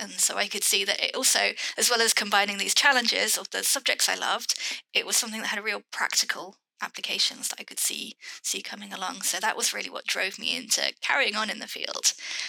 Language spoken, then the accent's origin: English; United Kingdom; I have lived in the UK all my life.